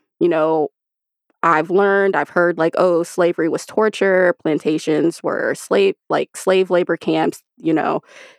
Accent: United States; grow up Black in a Black family in the United States

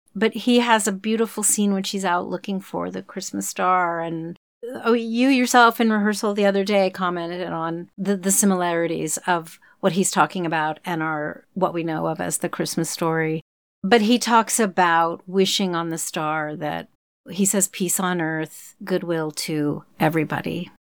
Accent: Oklahoma, United States; moved away; I grew up in Oklahoma, which is not Texas

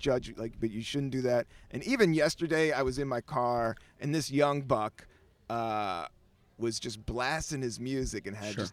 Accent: Virginia, United States; I grew up in Virginia

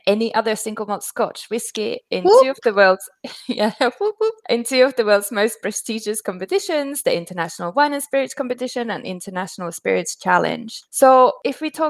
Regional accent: Finland; moved away; also born or lived in Brighton; I come from Finland as well

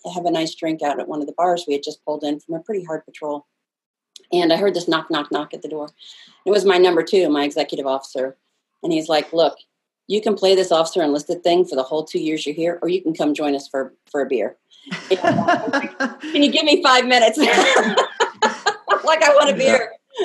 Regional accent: Bettendorf, Iowa, United States; moved away; I was born and raised in Bettendorf, Iowa.

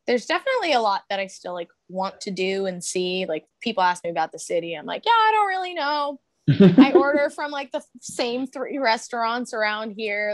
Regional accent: Long Island, New York, United States; moved away as an adult; now in Philadelphia, United States; We're originally from Long Island, both of us. And we moved to Philly in October of 2019.

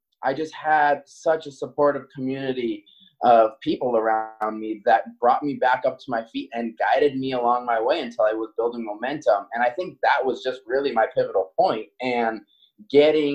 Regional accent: Maui, Hawaii, United States; moved away as an adult; now in Seattle, United States; being born and raised on Maui

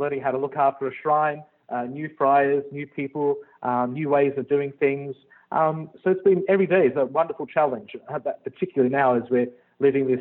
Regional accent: Australia; moved away as an adult; now in Libertyville, United States; I'm from Australia, first generation Italian from Australia

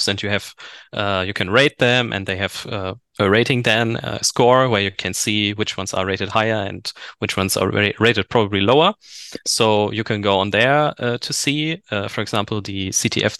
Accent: Germany; also born or lived in Bochum, Germany; I'm from Germany

